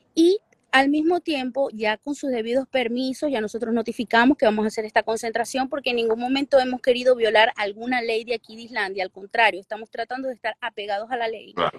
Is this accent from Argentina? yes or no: no; Venezuela; moved away as an adult; now in Iceland; nosotros como venezolanos